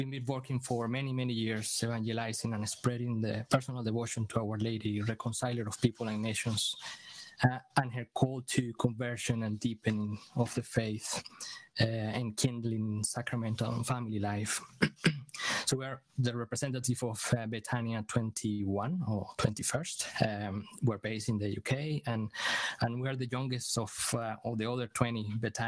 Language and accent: English; Venezuela; now in Aberdeen, United Kingdom; We are originally from Venezuela. We live in Aberdeen